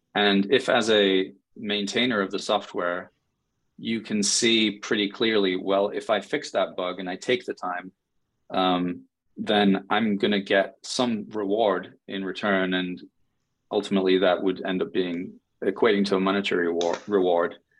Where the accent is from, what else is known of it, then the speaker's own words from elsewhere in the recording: England, United Kingdom; moved away as an adult; also born or lived in New York City; now in United States; I'm from England originally, and I moved to uh-huh. the US about 10 years ago